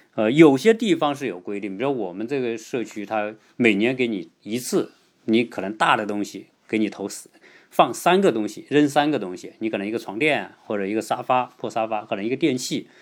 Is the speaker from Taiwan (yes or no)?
no; China; 我们中国人